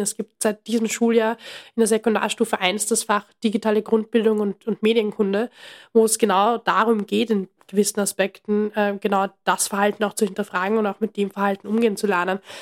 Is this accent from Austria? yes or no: yes; Austria; bei uns in Österreich